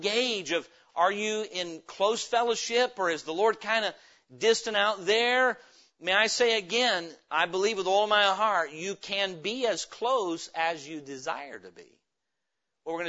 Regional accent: Idaho, United States; I'm from Idaho

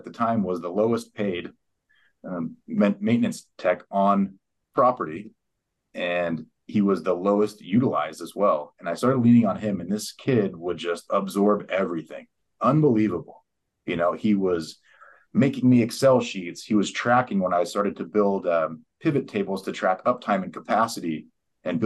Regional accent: San Diego, California, United States; moved away as an adult; also born or lived in West Texas / Eastern New Mexico; I grew up in San Diego.

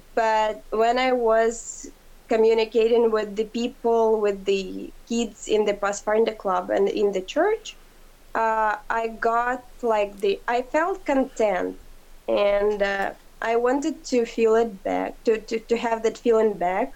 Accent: Ukraine; I'm from Ukraine

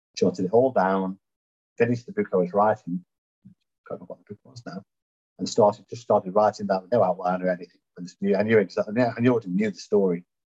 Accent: Stoke-on-Trent, West Midlands, United Kingdom; moved away as an adult; now in Louisville, United States; I was born in Stoke-on-Trent, hence the accent, you could notice. And um, now living in snowy Louisville, Kentucky

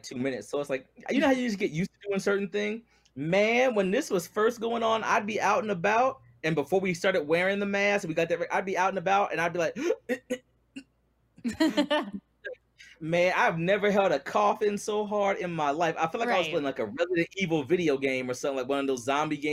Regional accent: Cincinnati, Ohio, United States; I'm from here. I'm a native

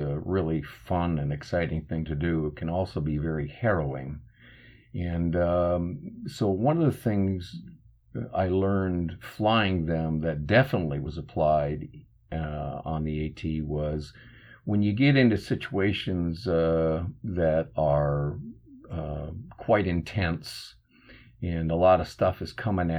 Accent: Minnesota, United States; I'm from Minnesota originally

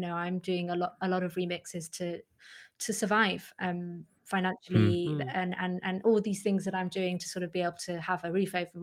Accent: Manchester, North West England, United Kingdom; I grew up in Manchester

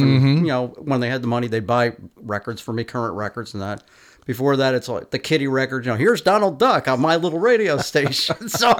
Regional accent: Capital Region, New York, United States; growing up in the Capital Region, like around, I don't know, 1963, 64

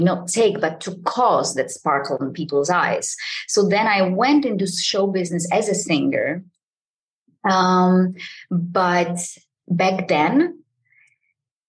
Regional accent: Poland; I am from Poland

